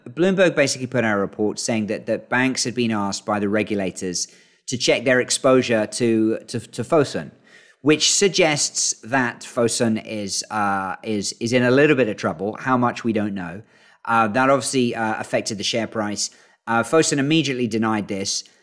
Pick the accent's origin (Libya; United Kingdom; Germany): United Kingdom; York, Yorkshire and the Humber; moved away as an adult; now in Beijing, China; I'm a York City fan 'cause that's where I grew up.